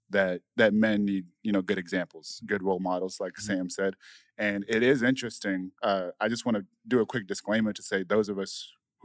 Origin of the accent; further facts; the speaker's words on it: Zimbabwe; moved away; also born or lived in South Africa; I'm from Zimbabwe. I'm an African native.